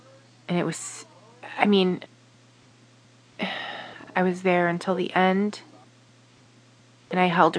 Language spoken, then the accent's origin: English; Niagara Falls, New York, United States; I'm from Niagara Falls, New York.